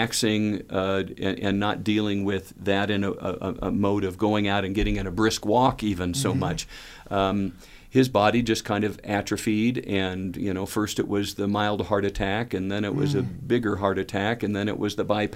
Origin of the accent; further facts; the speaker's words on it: Southern California, United States; growing up in Southern California